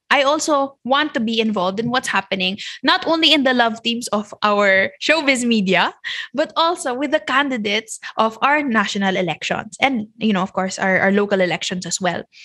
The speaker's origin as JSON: {"language": "English", "country": "Philippines", "said": "a Filipino citizen"}